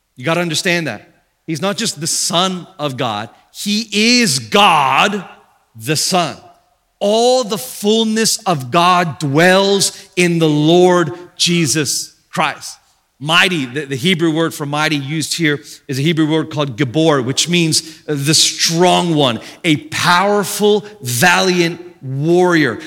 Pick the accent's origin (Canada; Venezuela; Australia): Australia; I'm from Australia, and in Australia, they kind of run words together a lot